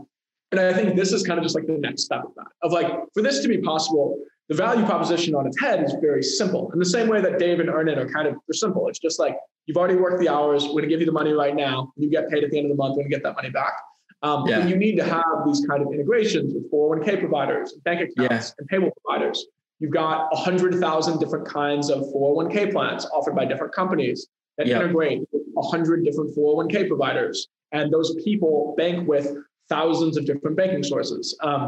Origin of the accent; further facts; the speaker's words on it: Chicago, Illinois, United States; now in Silicon Valley, United States; I'm coming from Chicago. I think the biggest thing that changed my startup career was coming out here.